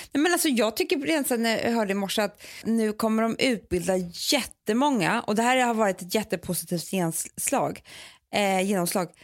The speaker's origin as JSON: {"language": "Swedish", "country": "Sweden", "said": "vi svenskar"}